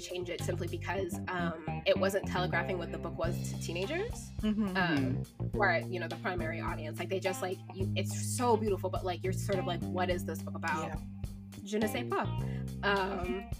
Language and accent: English; Virginia, United States; now in Seattle, United States; I'm from Virginia